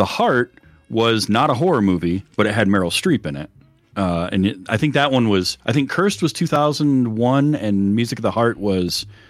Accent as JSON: {"language": "English", "region": "Michigan", "country": "United States", "said": "I'm from Michigan."}